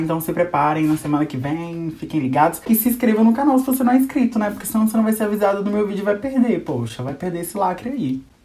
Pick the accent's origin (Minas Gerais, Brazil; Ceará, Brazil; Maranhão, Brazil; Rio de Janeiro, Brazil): Minas Gerais, Brazil; accent: mineiro; o primeiro sotaque vai ser o meu sotaque, né? O sotaque mineiro